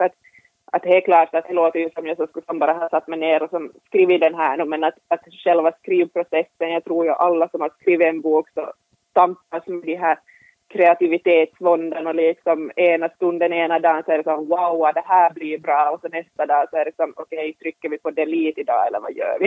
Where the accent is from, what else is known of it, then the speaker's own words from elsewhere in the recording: Finland; vi finlandssvenskar